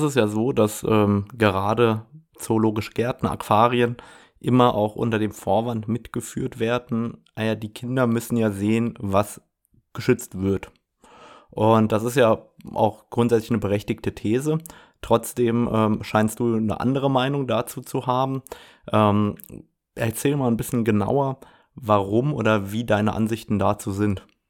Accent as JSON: {"language": "German", "region": "Saarland", "country": "Germany", "said": "bei mir in der frankophonen Region aus dem Saarland, wo ich herkomme"}